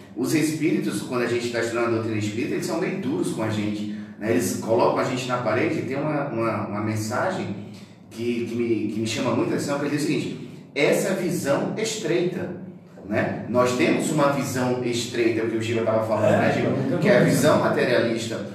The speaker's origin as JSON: {"language": "Portuguese", "region": "Northeast Brazil", "country": "Brazil", "also_born_or_lived": "Natal, Rio Grande do Norte", "moved": "as an adult", "lives_now": "Criciúma, Brazil", "said": "eu sou do Nordeste, então faz 16 anos que eu estou em Criciúma"}